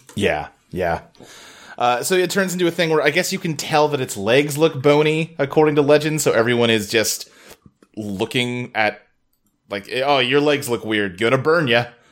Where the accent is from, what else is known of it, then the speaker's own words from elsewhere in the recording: United States; as an American